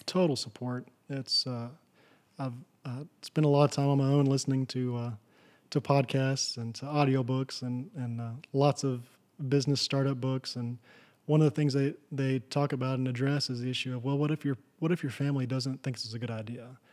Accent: Texas, United States; where I grew up in Kittiquay, Texas

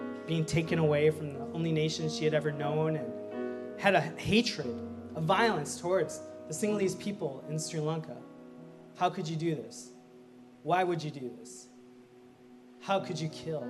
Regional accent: Minnesota, United States; I was born in Minnesota. I'm the only one in my family born in Minnesota

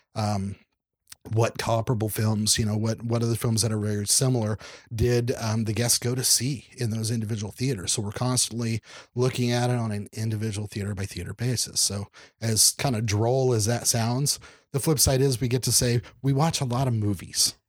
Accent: Oklahoma, United States; moved away as an adult; also born or lived in Dallas / Houston / Los Angeles; now in Kansas City, United States; growing up in Oklahoma

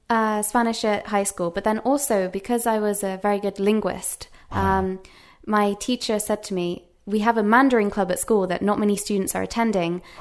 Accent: England, United Kingdom; first language English; also born or lived in United States; Um, so, of course, I'm from England, so my native language is English. Uh, when I was nine years old, I actually moved to America for, because of my father's work.

